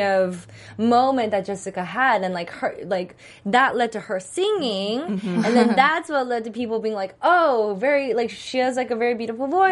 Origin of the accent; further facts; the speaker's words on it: Texas, United States; I grew up in Texas